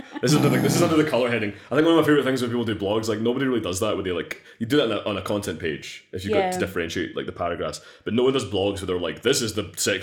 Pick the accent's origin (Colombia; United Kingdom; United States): United Kingdom; Scotland; Yeah, like, I'm Scottish, but like, of your clan, it's a whole other fucking mess.